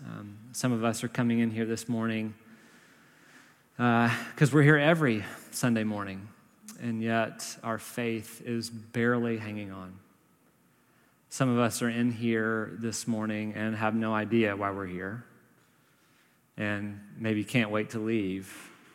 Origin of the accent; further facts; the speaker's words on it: the South, United States; also born or lived in Berkeley, California; now in Nashville, United States; We're from the South originally.